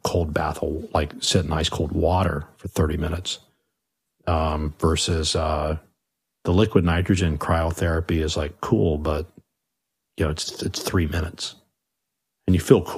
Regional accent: Long Beach, California, United States; growing up in Long Beach

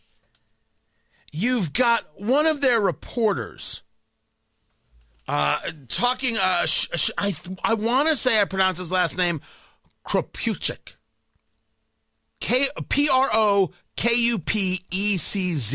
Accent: United States; I'm an American

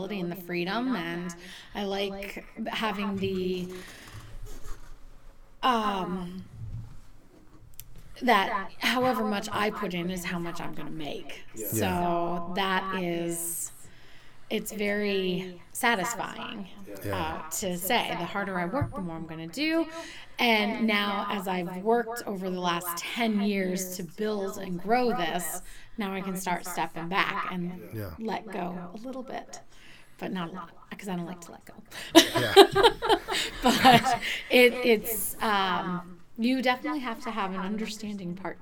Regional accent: Kentucky, United States; moved away as an adult; now in Peterborough, United States; I grew up in Kentucky

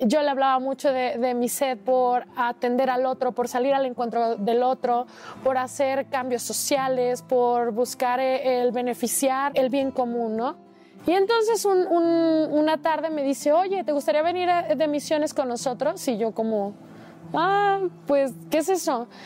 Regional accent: Guadalajara, Jalisco, Mexico; soy de Guadalajara, Jalisco

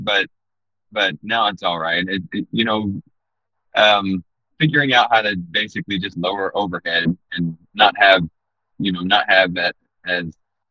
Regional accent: Hatfield, Arkansas, United States; moved away as an adult; also born or lived in Orlando / New York City / Bloomington, Indiana / Nashville; now in Northwest Arkansas, United States; Mostly in the MENA area, actually Hatfield

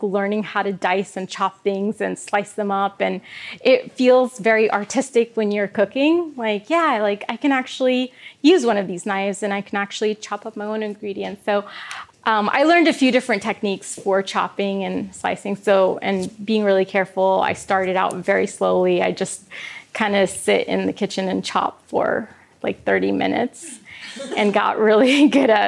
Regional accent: Kansas, United States; I grew up in Kansas and there were no vegetarian options there

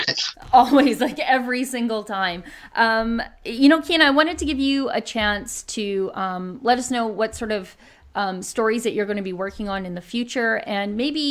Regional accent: Canada; as a Canadian

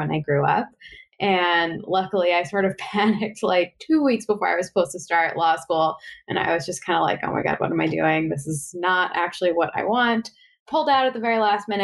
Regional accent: Westchester, New York, United States; also born or lived in Bronx / Upper West Side; Mostly I grew up in Westchester

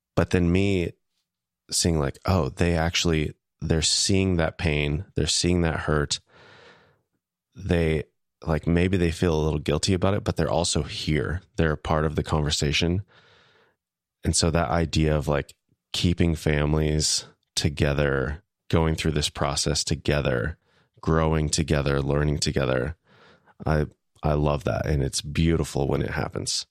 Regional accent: Wichita, Kansas, United States; moved away; my hometown, Wichita, Kansas

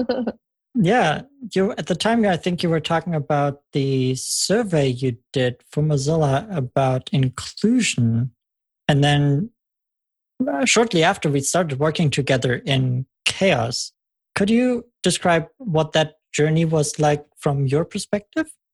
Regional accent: Germany; moved away as an adult; now in United States; I'm originally from Germany

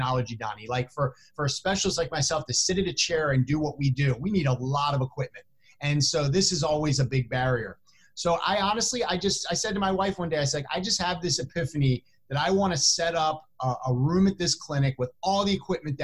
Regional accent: Chicago, Illinois, United States; within Chicago, here in my hometown

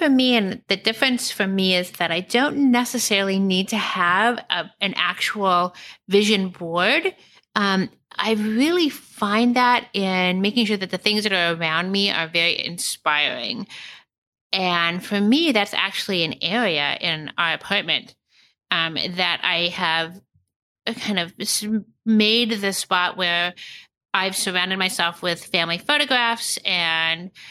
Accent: Kansas City, United States; born there; I was born in Kansas City and just on a whim moved to New York and then moved to San Francisco and moved to Philadelphia and then back to New York.

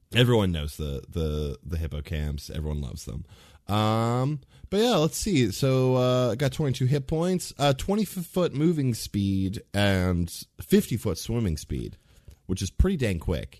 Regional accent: Ohio, United States; in Ohio, so we, like, we are Midwesterners

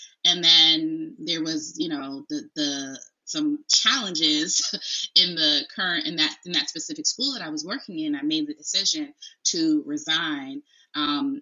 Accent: Bridgeport, Connecticut, United States; I am originally from Bridgeport, Connecticut

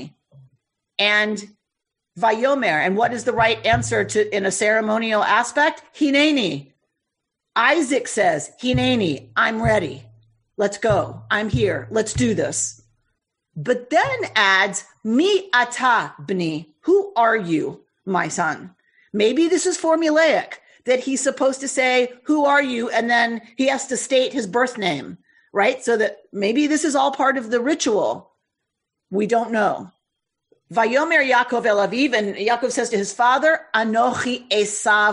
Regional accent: the South, United States; I come from the South

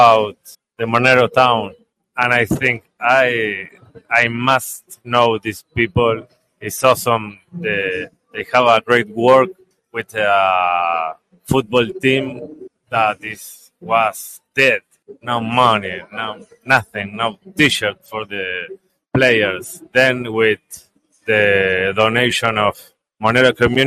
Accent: Uruguay; English is a second language; I am from Uruguay

